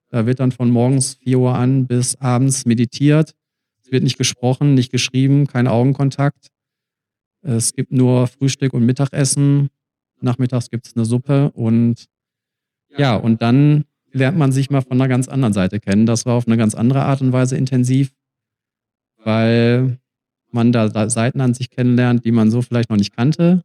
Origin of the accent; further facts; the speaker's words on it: Germany; also born or lived in Australia; Deutschland ist meine Heimat